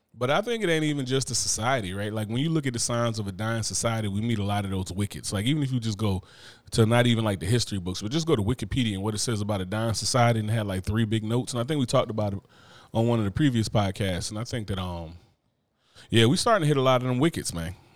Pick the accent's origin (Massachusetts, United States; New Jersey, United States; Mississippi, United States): New Jersey, United States; growing up in Jersey